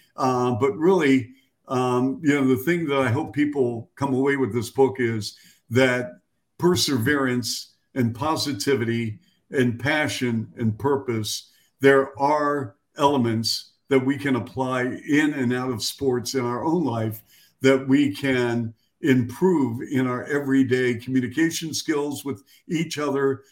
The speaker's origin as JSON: {"language": "English", "town": "Seattle", "region": "Washington", "country": "United States", "tie": "born or raised there", "moved": "yes", "lives_now": "Chicago, United States", "said": "my hometown of Seattle"}